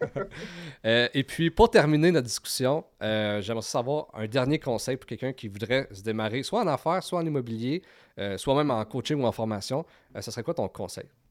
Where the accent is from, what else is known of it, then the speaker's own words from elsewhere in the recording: Val-d'Or, Quebec, Canada; now in Gatineau, Canada; on vient de Val d'Or